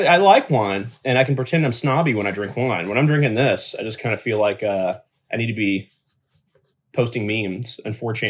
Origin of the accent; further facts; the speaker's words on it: United States; I'm American.